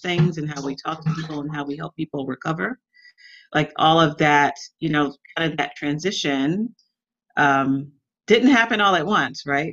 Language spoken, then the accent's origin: English; Atlanta, Georgia, United States; I grew up in Atlanta